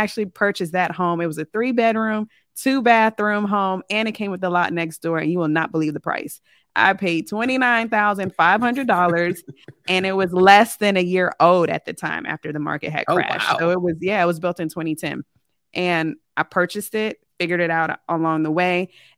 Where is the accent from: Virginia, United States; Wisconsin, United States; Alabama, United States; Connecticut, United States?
Virginia, United States; Richmond; also born or lived in Germany / Colorado / California / Kentucky; I am from the Richmond, Virginia area. I grew up as a military brat.